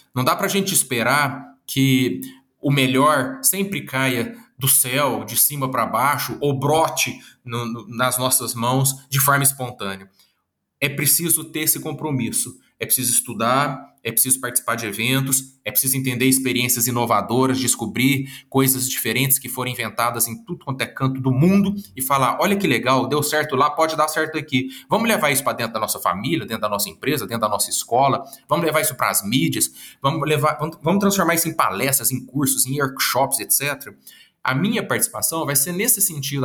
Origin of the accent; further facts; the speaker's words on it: Minas Gerais, Brazil; accent: Minas Gerais (mineiro); esse sotaque de Minas Gerais e eu já tô achando, assim, bastante legal eu ter esse sotaque